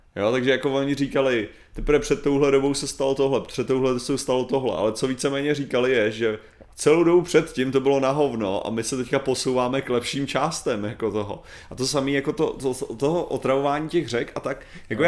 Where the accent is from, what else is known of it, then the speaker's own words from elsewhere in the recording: Czechia; já jsem normálně Čech